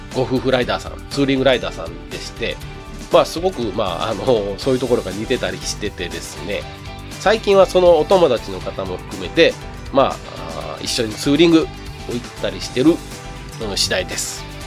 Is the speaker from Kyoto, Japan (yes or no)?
yes; Kyoto, Japan; also born or lived in Toyota, Aichi; 1973年昭和48年ですねに京都府で生まれまして京都府で育っております